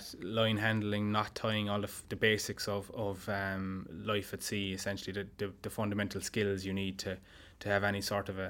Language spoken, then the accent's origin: English; Limerick, Munster, Ireland; moved away; I'm Limerick originally.